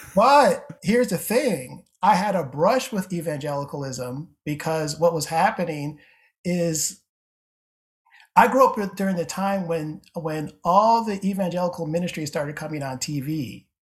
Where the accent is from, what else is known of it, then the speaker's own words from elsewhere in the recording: Syracuse, New York, United States; moved away as an adult; now in Cincinnati, United States; I grew up in Syracuse, New York